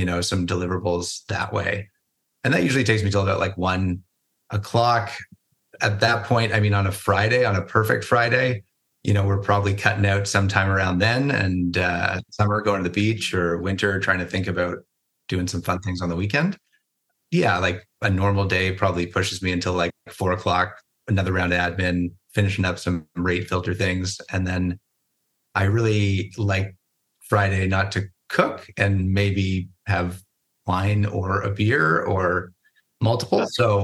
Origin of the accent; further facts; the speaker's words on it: Toronto, Ontario, Canada; moved away as an adult; also born or lived in Victoria / Kamloops; now in Vancouver, Canada; I grew up in Toronto